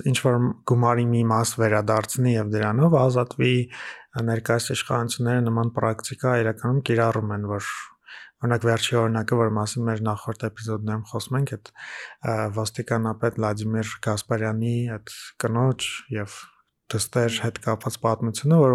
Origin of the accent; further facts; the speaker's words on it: Gyumri, Shirak, Armenia; Գյումրում եմ մեծացել